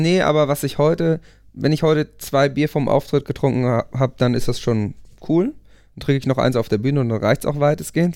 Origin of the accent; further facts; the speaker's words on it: Buchholz in der Nordheide, Lower Saxony, Germany; wir haben eine Punkband gegründet in der Kleinstadt Buchholz, wo ich herkomme